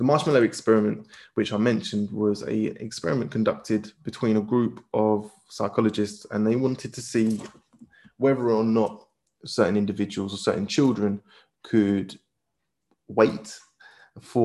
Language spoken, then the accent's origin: English; United Kingdom; we as British people live in a very individualistic culture